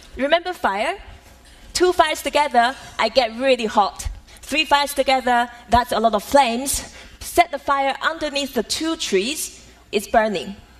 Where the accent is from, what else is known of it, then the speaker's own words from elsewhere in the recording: Taiwan; Growing up in Taiwan as a daughter of calligrapher